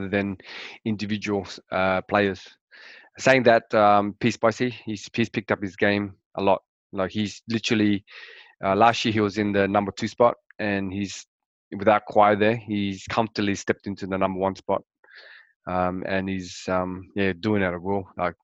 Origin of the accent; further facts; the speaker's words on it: Australia; being a Australian